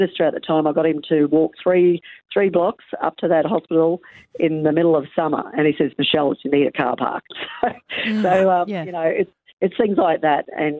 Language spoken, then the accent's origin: English; Rockhampton, Queensland, Australia; also born or lived in Capricorn Coast; But I am a local. I was born in Rockhampton, born up at the base hospital in Rocky, actually. And I've lived in Rocky for a number of years and now I live down at the beautiful Capricorn Coast.